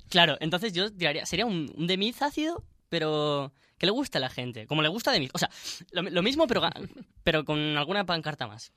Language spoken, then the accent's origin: Spanish; Spain; moved away; Nosotros siendo españoles